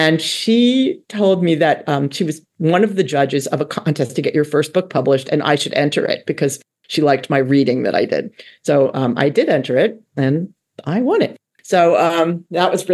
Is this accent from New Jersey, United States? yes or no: yes; Jersey Shore, New Jersey, United States; I'm from the Jersey Shore